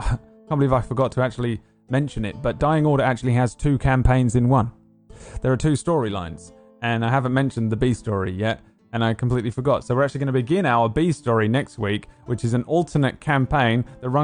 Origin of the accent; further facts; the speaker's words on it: London, United Kingdom; I'm from London.